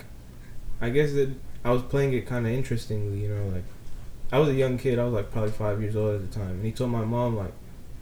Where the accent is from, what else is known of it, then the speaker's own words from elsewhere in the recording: Los Angeles, California, United States; I've lived in the same house my whole life.